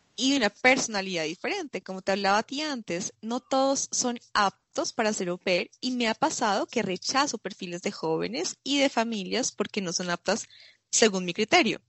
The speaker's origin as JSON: {"language": "Spanish", "town": "Fusagasugá", "region": "Cundinamarca", "country": "Colombia", "tie": "born or raised there", "also_born_or_lived": "Bogotá / France", "moved": "as an adult", "said": "soy colombiana, vengo de una ciudad pequeña que se llama Fusagasugá. Eh, allí pasé toda mi, toda mi infancia"}